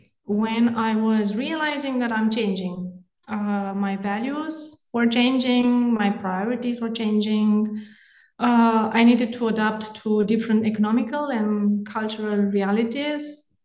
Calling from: Denmark; English is a second language; I'm calling from Denmark.

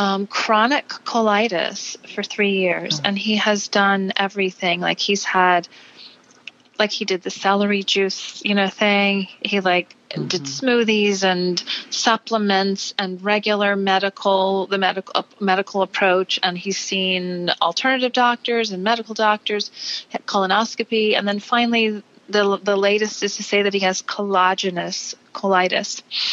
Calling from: Charlottesville, Virginia, United States; So I'm calling from Charlottesville, Virginia.

